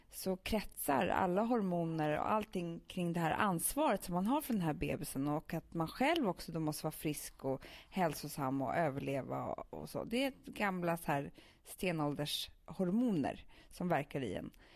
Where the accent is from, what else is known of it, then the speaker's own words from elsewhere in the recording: Stockholm, Stockholm County, Sweden; vi som är stockholmare